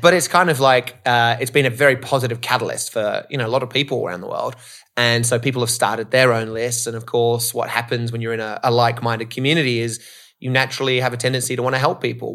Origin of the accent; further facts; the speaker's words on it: Australia; moved away as an adult; also born or lived in Canada; now in Los Angeles, United States; I grew up in Australia, living in L A now